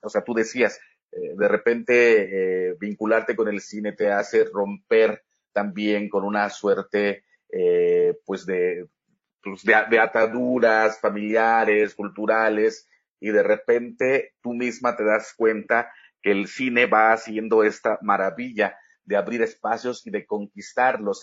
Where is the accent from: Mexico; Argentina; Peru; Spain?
Mexico; Huasteca; soy de la Huasteca